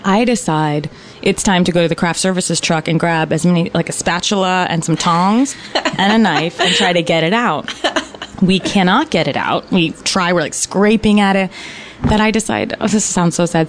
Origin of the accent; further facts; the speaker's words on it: Virginia, United States; I grew up in Virginia